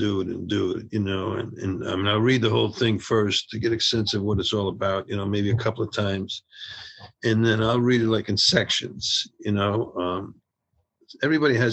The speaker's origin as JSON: {"language": "English", "town": "Providence", "region": "Rhode Island", "country": "United States", "tie": "born or raised there", "also_born_or_lived": "New Jersey", "moved": "as an adult", "said": "I grew up in Providence, Rhode Island"}